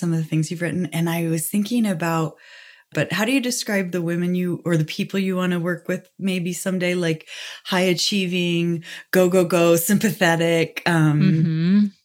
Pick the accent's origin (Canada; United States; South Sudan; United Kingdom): United States; Fresno, California; I grew up in Fresno, California